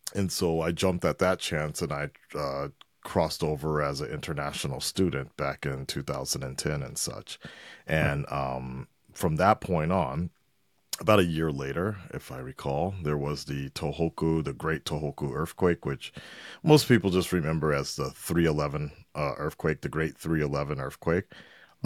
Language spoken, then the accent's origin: English; Los Angeles, California, United States; moved away as an adult; also born or lived in Culver City / Santa Monica; now in Japan; I'm originally from Los Angeles, uh, born and raised, North Hollywood